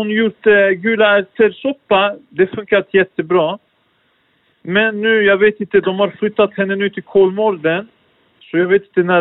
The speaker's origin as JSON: {"language": "Swedish", "country": "Turkey", "lives_now": "Sweden", "said": "jag kommer från, jag är från Turkiet"}